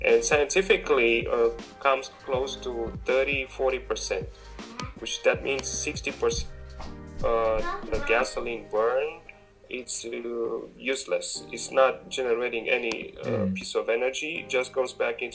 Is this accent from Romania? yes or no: yes; Romania; moved away as an adult; now in United States; I'm originally from Romania